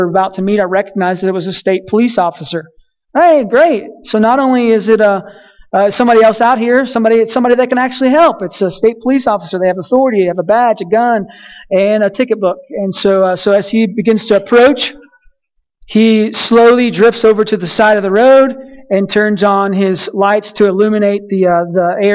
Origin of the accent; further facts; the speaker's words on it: Colorado City, Texas, United States; moved away as an adult; I grew up in a little small town named Colorado City